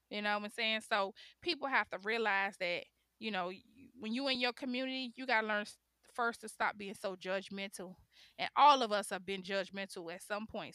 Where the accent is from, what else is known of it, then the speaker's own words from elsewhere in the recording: Miami, Florida, United States; also born or lived in Chicago, Illinois; I was born in Chicago, raised in Miami